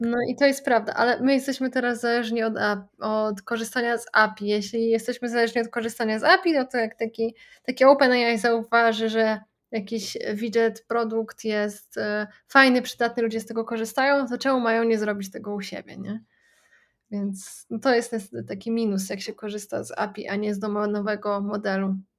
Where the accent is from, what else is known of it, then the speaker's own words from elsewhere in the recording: Poland; u nas w Polsce